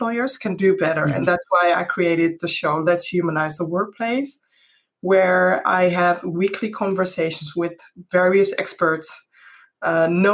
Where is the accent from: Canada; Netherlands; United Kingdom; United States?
Netherlands; my roots are from Ghana, but I'm born and raised in the Netherlands